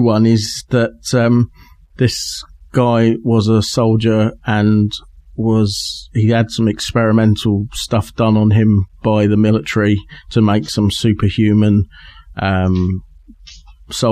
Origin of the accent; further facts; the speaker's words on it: England, United Kingdom; being English